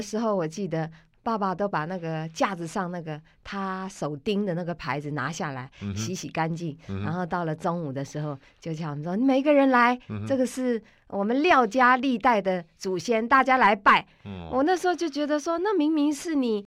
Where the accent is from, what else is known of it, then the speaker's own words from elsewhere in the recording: Taiwan; 因为我从小是住在眷村里，嗯哼，有一位同眷村的也